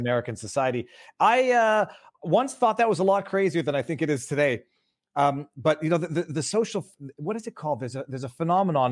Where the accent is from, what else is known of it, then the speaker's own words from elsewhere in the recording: Canada; I'm, I'm Canadian